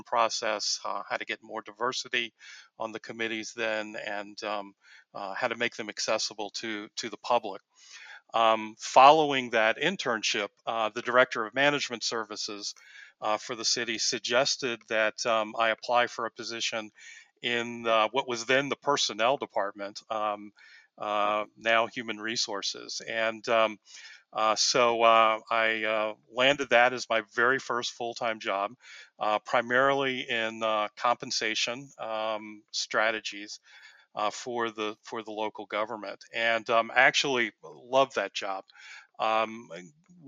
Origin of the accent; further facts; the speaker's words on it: Newport News, Virginia, United States; moved away; also born or lived in Long Island; I grew up in Newport News, Virginia